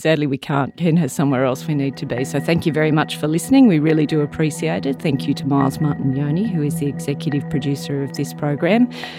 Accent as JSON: {"language": "English", "country": "Ireland", "moved": "yes", "lives_now": "Australia", "said": "Sorry, I'm Irish."}